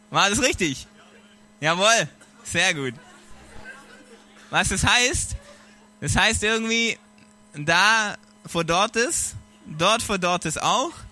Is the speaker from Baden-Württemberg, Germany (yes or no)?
yes; Konstanz, Baden-Württemberg, Germany; Ähm, genau, wie gesagt, ich komme aus Konstanz. Ähm, die Konstanzer sagen Konstanz. Ähm, und es ist ein genialer Ort. Konstanz ist das neue Miami.